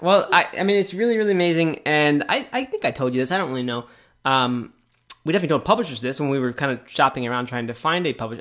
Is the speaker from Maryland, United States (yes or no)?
yes; Bel Air, Maryland, United States; I grew up in Bel Air